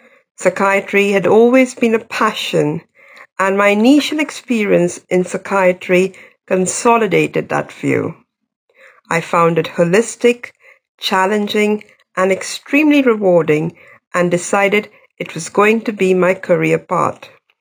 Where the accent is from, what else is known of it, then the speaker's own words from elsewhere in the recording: India; moved away as an adult; also born or lived in USSR; now in United Kingdom; I was born and brought up in India. My father was an army doctor and in my childhood I lived in different cities in India. When I was 18 years old, I went to USSR from Delhi